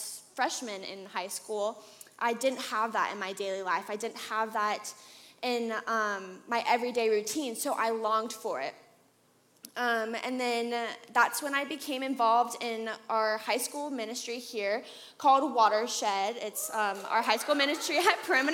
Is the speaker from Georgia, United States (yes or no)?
yes; Atlanta, Georgia, United States; I grew up here in Atlanta for the most part